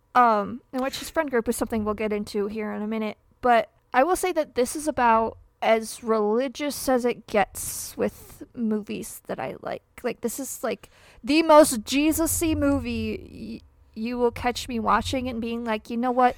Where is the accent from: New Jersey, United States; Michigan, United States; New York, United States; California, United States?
Michigan, United States; born or raised there